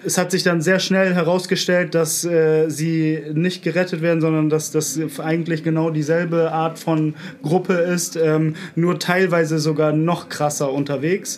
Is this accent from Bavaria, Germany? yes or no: no; Bremen, Germany; moved away as an adult; now in Berlin, Germany; Ich komme eigentlich aus Bremen